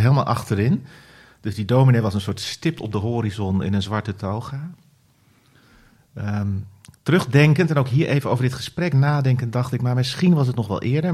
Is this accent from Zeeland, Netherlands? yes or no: yes; Middelburg, Zeeland, Netherlands; Ik ben opgegroeid in Zeeland, in eh, Middelburg